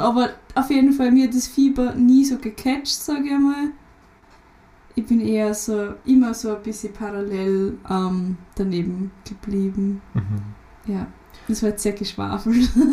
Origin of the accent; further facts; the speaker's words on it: Lower Austria, Austria; Raum Wien ist gut eher ja, Niederösterreich